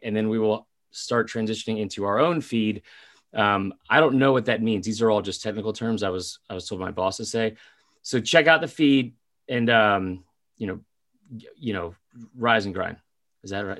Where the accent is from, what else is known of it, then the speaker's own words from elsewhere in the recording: Atlanta, Georgia, United States; We are also both from Atlanta and Falcons fans